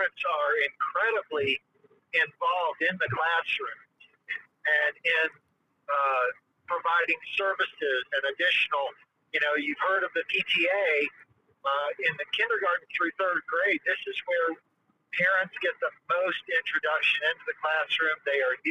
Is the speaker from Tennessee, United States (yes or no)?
yes; Tennessee, United States; now in Orlando, United States; I grew up in Tennessee. I grew up with guns everywhere.